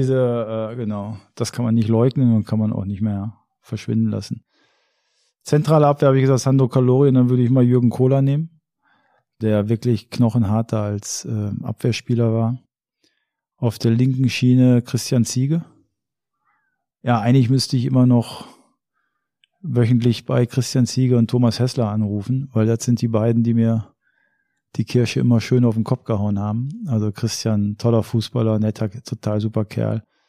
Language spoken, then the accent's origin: German; Germany; ich bin Deutscher